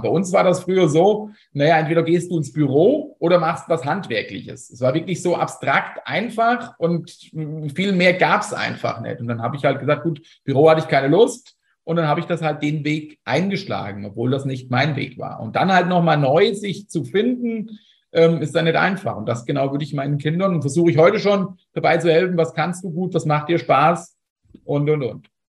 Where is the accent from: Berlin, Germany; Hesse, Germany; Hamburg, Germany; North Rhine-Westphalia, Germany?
Hesse, Germany; Fulda; ich bin aus Fulda